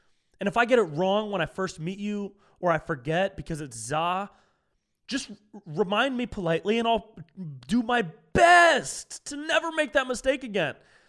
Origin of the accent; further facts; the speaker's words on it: California, United States; Whenever I said, like, I'm from California, but I identify as a Miami Dolphin now.